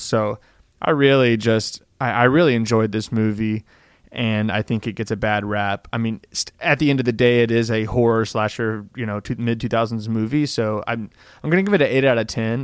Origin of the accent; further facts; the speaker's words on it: Tennessee, United States; I'm from Tennessee